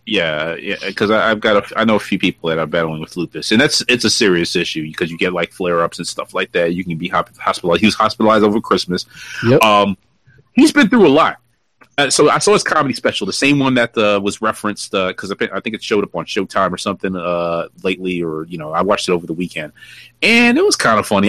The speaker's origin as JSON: {"language": "English", "town": "New York City", "region": "New York", "country": "United States", "tie": "born or raised there", "said": "I am a New Yorker, native born, raised, bred, uh, bled. I don't know if I've ever bled New York, but I, am from Brooklyn."}